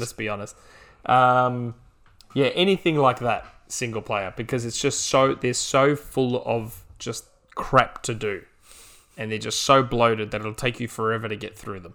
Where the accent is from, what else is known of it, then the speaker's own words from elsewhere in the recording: Australia; as an Australian